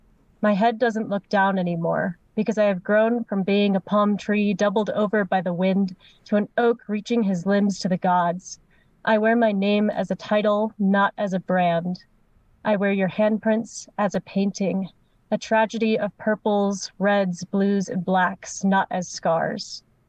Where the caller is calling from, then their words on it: Evergreen, Colorado, United States; I'm coming from Evergreen, Colorado, but I go to college in Florida.